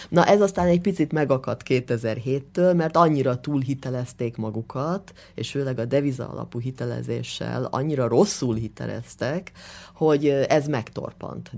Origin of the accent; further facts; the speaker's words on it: Hungary; moved away as an adult; now in London, United Kingdom; én magyar vagyok, és nagyon szeretném ezt a tudásomat Magyarországon és magyar vidékeken kamatoztatni, tehát mindig egy kicsit azzal a szemmel is jövök haza